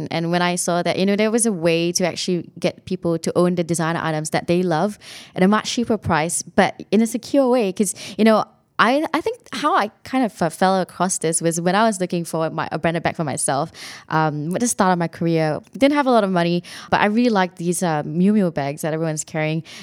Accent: Singapore; moved away; I, I came here from Singapore. Um, it was a little bit different for me. It's a bit of a culture shock in some ways

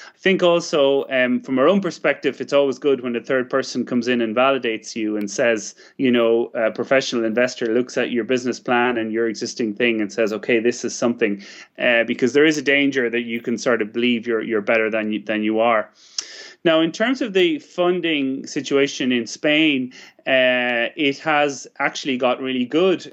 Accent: Ireland

